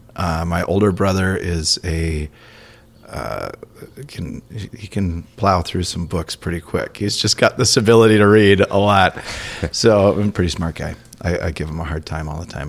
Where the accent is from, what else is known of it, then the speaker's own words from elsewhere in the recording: Minnesota, United States; growing up in Minnesota